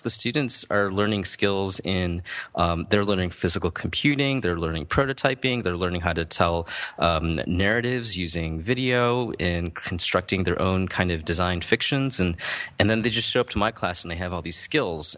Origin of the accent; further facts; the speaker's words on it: Midwest, United States; I grew up in the Midwest